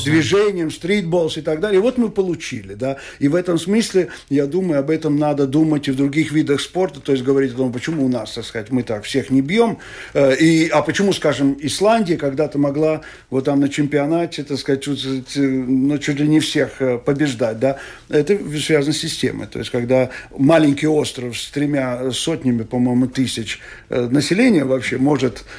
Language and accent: Russian; Riga, Latvia; now in Skulte, Latvia; я человек, который родился в Риге, всю жизнь прожил в Риге